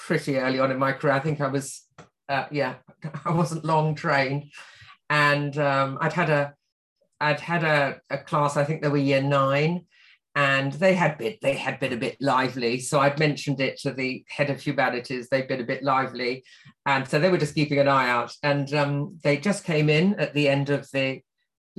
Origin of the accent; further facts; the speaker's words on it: Croydon, London, United Kingdom; also born or lived in Wimbledon / East Grinstead; I was born in Wimbledon and then we moved to East Grinstead in Sussex and then to South Croydon when I don't know, it must have been about eight